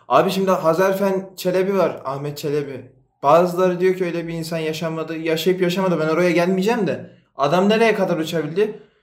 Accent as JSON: {"language": "Turkish", "region": "Erzurum", "country": "Turkey", "said": "ben de Erzurumluyum."}